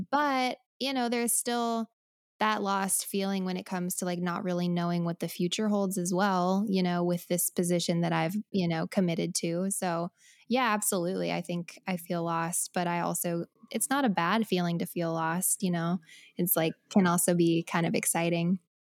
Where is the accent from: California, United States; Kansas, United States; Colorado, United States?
Colorado, United States; moved away as an adult; also born or lived in Nashville; now in Los Angeles, United States; I am from Colorado